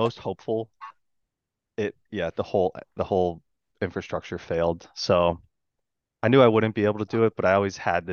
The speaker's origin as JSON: {"language": "English", "region": "New Jersey", "country": "United States", "tie": "born or raised there", "said": "growing up in New Jersey, there was a huge hardcore scene when we were teenagers"}